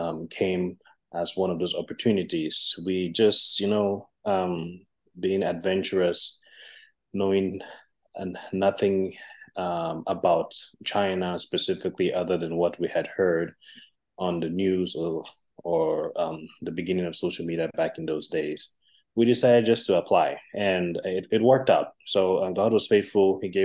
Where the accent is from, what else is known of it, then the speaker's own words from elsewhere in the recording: Liberia; now in United States; As Pastor Joe said, I currently live in the U.S., but I'm originally from Liberia.